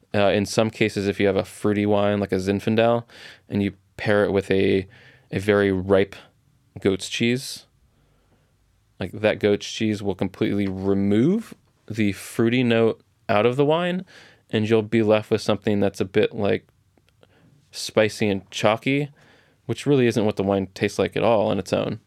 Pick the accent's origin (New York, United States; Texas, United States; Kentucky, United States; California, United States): California, United States; Orange County; I grew up in Orange County, so I have very distinct memories of strawberries, 'cause there's strawberry fields everywhere in South Orange County